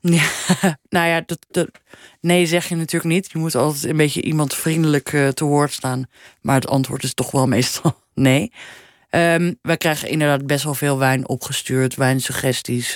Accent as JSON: {"language": "Dutch", "town": "Amsterdam", "region": "North Holland", "country": "Netherlands", "tie": "born or raised there", "also_born_or_lived": "Paris", "moved": "as an adult", "lives_now": "Copenhagen, Denmark", "said": "ik ben echt wel opgegroeid in Amsterdam. En ik heb daar tot mijn 31ste gewoon eh, hè, gewoond, gestudeerd, gewerkt"}